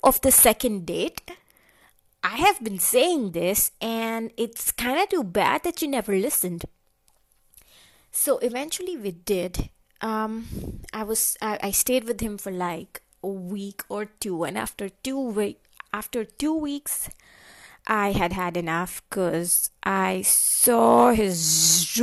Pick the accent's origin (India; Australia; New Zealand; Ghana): India; moved away as an adult; now in Germany; this is my actual accent. I am from India and this is how I talk.